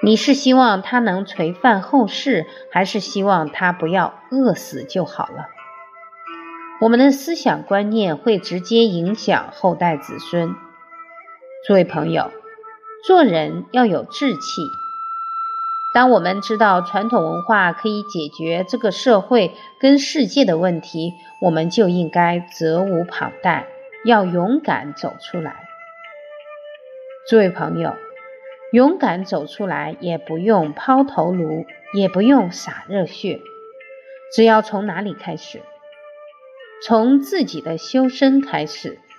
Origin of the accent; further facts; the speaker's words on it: China; 用我们中国人的话说，一看就是富贵相。